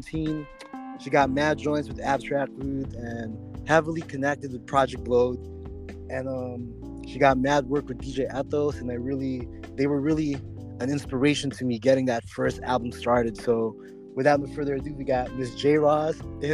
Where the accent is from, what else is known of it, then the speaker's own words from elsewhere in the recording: Oxnard, California, United States; also born or lived in Fullerton, California; I'm from Oxnard